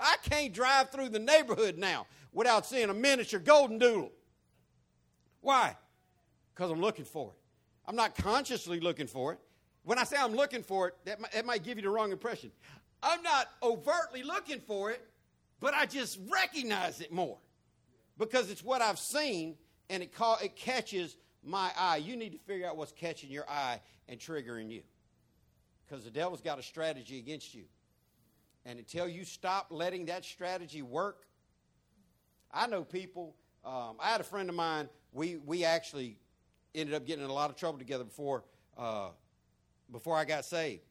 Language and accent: English; the American South, United States; I'm Southern top to bottom. I'm American top to bottom.